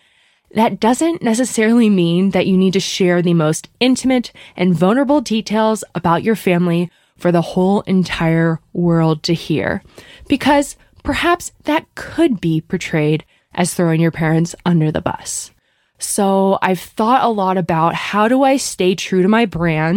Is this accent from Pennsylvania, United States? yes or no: yes; Bryn Mawr, Pennsylvania, United States; I grew up outside of Philadelphia in a suburb called Bryn Mawr